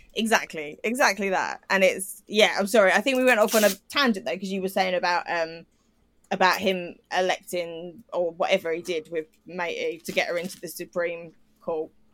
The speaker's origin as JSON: {"language": "English", "country": "United Kingdom", "said": "as a British person"}